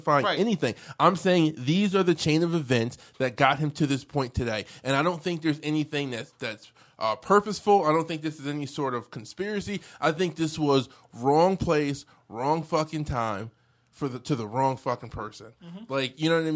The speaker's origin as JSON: {"language": "English", "town": "Beacon", "region": "New York", "country": "United States", "tie": "born or raised there", "also_born_or_lived": "Brooklyn", "said": "I was born in Brooklyn, but I fucking grew up in Beacon"}